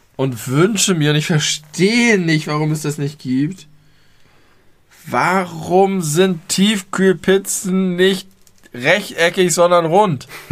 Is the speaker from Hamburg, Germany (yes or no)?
yes; Hamburg, Germany; ich habe mich immer sehr doll als Hamburger gefühlt